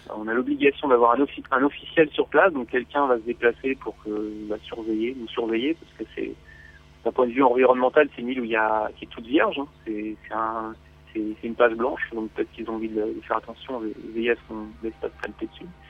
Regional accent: France; chez nous en France

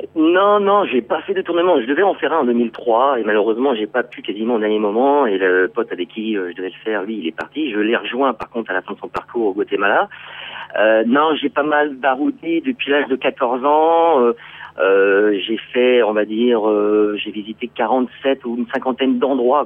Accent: Brittany, France; moved away as an adult; also born or lived in Paris / Réunion; je suis breton. Donc je vais dire plutôt que je suis euh, retour euh, aux sources

